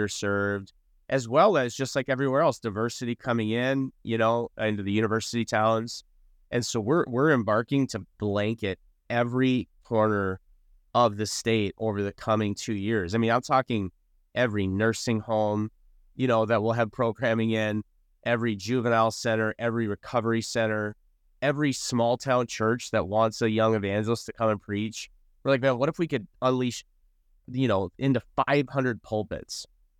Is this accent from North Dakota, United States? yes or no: yes; North Dakota, United States; So Pulse started in North Dakota. I was born and raised in North Dakota.